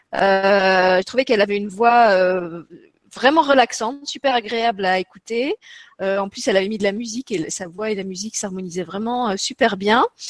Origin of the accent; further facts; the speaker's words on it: Luxembourg; chez nous au Luxembourg